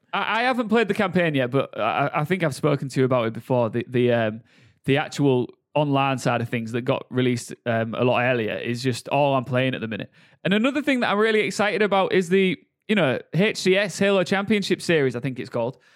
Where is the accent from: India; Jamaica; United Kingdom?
United Kingdom; Hull, Yorkshire and the Humber; Born and raised in Hull, yeah. Bo-, born and bred.